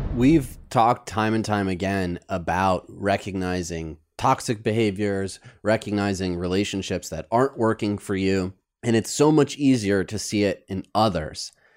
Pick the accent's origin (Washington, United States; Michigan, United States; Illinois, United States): Michigan, United States; also born or lived in New York City; now in Los Angeles, United States; my friends from back home in Michigan